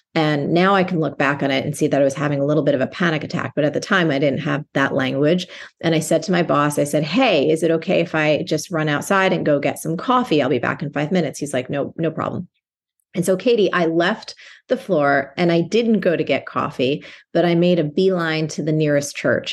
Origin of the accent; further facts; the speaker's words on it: New Jersey, United States; I grew up in New Jersey, and where I grew up, as a young girl, it was possible for me to walk to school